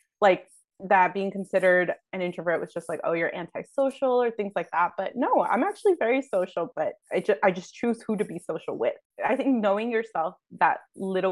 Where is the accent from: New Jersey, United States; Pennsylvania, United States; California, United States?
New Jersey, United States; moved away as an adult; also born or lived in Barcelona; I grew up in New Jersey